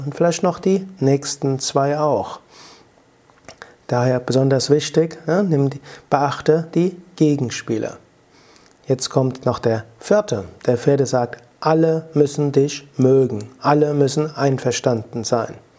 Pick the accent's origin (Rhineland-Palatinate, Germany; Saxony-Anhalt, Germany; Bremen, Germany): Rhineland-Palatinate, Germany; Rhenish Hesse; accent: Rheinhessisch; Mein Akzent, man hört das Rheinhessische raus